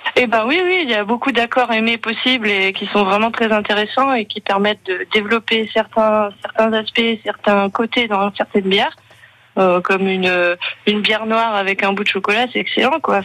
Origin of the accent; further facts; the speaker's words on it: France; moved away; also born or lived in Gaspésie, Quebec, Canada; j'ai grandi près de la Belgique